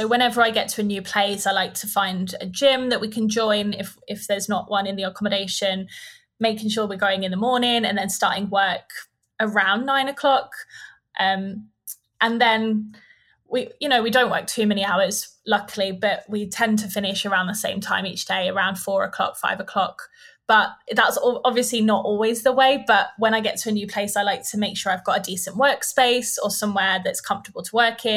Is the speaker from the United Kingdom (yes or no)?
yes; United Kingdom; moved away as an adult; also born or lived in Bali; I wouldn't want to live back in the UK